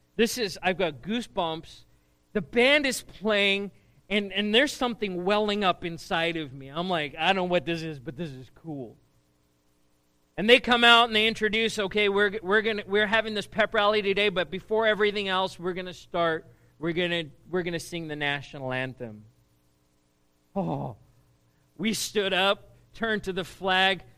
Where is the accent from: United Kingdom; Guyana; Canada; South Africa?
South Africa; moved away as an adult; now in United States; I grew up in South Africa, and uh, school in South Africa is very different to what it is here